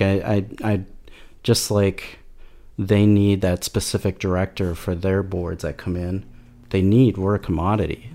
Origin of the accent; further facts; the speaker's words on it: Minneapolis, Minnesota, United States; I'm from Minneapolis, former art director or creative